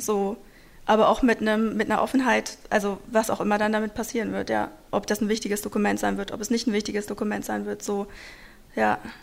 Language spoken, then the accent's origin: German; a small town in Hesse, Germany; German is a second language; also born or lived in Moscow; wir eigentlich in einer kleinen Stadt in Hessen die ganze Zeit aufgewachsen sind